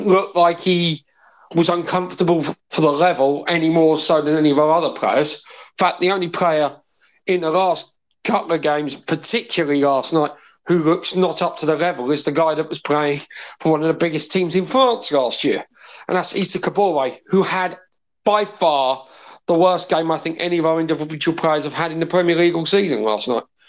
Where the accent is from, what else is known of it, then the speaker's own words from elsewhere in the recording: Wales, United Kingdom; as a Welshman